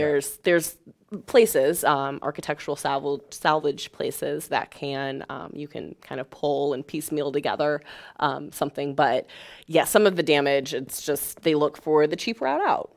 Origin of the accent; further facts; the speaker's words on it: Springfield, Illinois, United States; I grew up in Springfield, Illinois